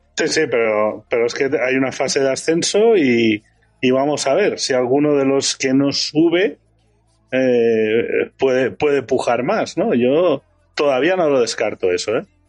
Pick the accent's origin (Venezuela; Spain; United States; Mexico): Spain; Valencian Community; como valenciano